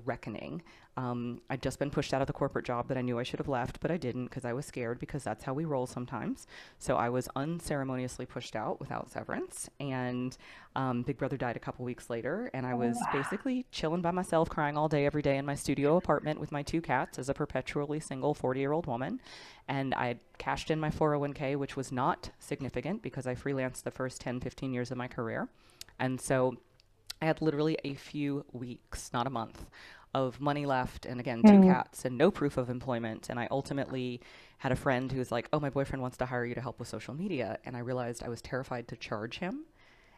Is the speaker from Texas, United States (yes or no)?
yes; Texas, United States; I grew up in Texas